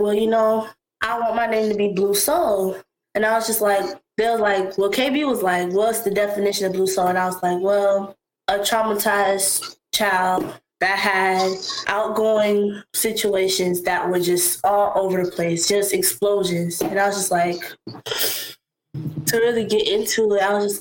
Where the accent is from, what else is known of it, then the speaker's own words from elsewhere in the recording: West Palm Beach, Florida, United States; also born or lived in Tallahassee, Florida; I was born in Tallahassee, Florida, but I've lived in West Palm basically my whole life. At the age of 2, I was pretty much here.